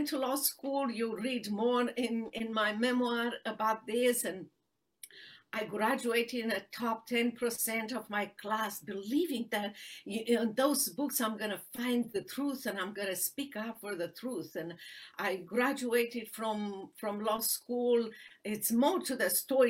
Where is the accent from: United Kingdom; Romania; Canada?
Romania; English is a second language; moved away as an adult; now in Dallas, United States; I was born in Romania during the socialist and communist regime